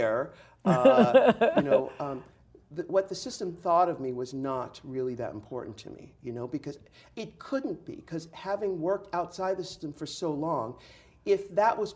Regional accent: San Diego, California, United States; I'm from San Diego. So I grew up in the 70s

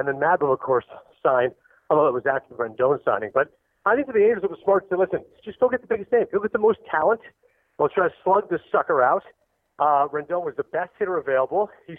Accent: Toronto, Ontario, Canada; being Canadian, I'm from Toronto.

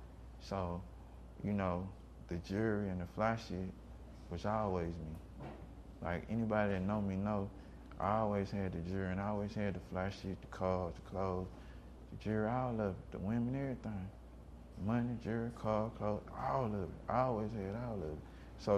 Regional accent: Seattle, Washington, United States; I got crossover rap because I grew up in Seattle.

